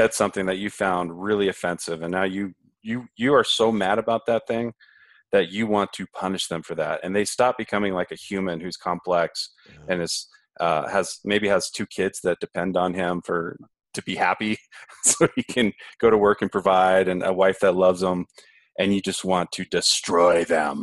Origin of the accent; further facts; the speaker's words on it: United States; I grew up in this retributivist system of the United States